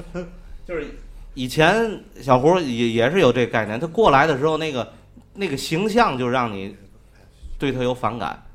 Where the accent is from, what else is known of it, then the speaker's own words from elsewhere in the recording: Tianjin, China; 我们天津人在您首都不可能赶这架车